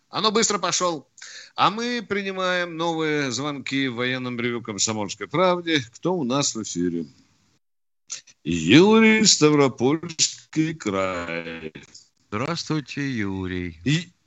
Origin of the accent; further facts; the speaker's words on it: Germany; born there; Но я родился в Германии